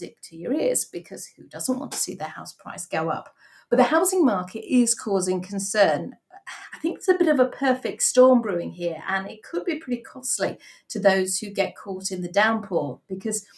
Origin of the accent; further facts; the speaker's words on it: Yorkshire and the Humber, United Kingdom; I'm a Yorkshire girl, so I know its charms, definitely